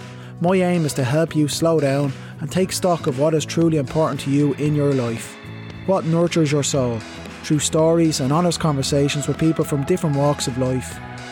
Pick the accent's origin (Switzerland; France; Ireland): Ireland; Clondalkin, Leinster; a fellow Clondalkin person